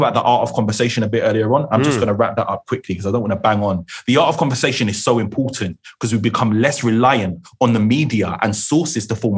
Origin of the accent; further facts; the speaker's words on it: London, United Kingdom; I'm from New Cross, born and bred.